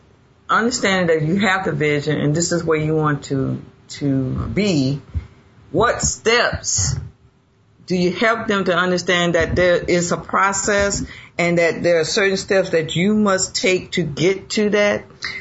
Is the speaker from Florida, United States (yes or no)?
no; South Carolina, United States; where I grew up in South Carolina